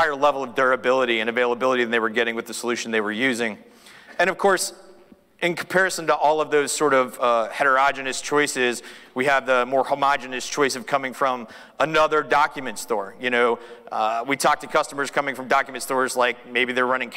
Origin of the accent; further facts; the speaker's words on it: Austin, Texas, United States; I'm from Austin, Texas